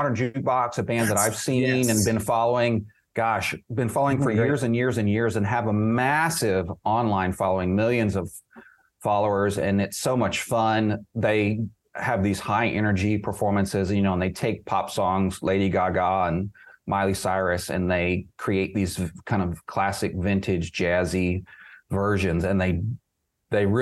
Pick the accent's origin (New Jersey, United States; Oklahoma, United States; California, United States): Oklahoma, United States; I grew up in Oklahoma